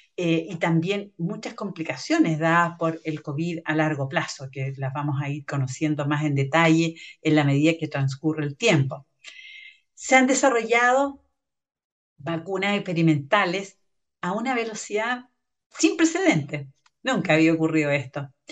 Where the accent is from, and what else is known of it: Chile